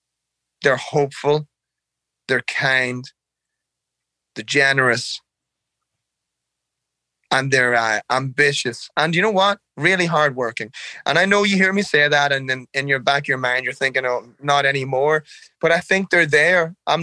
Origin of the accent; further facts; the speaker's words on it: Ireland; Man, I can't talk about Ireland without crying. I love the air. The air is clean and it's fresh. I love the drizzle. The rain's soft. There's always a breeze. I love looking out your window and seeing fields and cows.